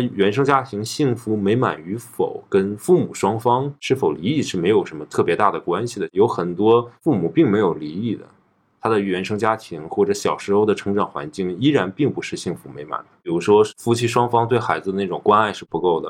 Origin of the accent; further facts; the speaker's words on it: Northeast China, China; accent: Northeastern Mandarin; 因为我们东北话说，就小嘴儿巴巴的，就一每一天都滔滔不绝的说话。